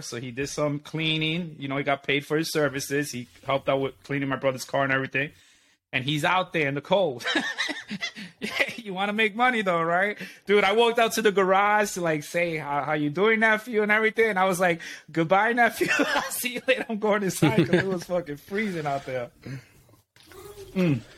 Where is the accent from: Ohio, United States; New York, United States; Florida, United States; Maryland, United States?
New York, United States; we are considered rude people.